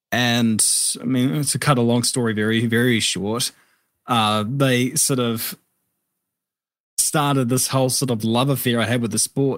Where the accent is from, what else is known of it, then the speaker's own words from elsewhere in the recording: New Zealand; I think really for a lot of kids growing up, it all starts with cars